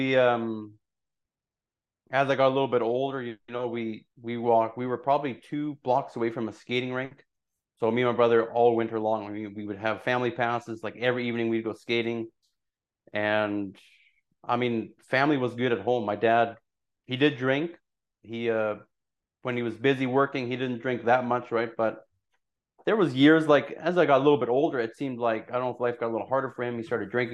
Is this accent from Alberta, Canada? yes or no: yes; Burdett, Alberta, Canada; also born or lived in Mexico / Taber, Alberta; I grew up in Burdett, Alberta